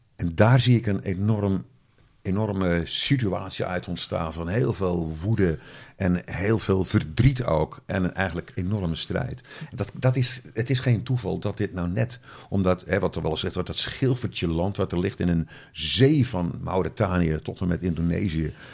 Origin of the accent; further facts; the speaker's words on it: Zeeland, Netherlands; accent: Zeeuws; mijn Zeeuwse dialect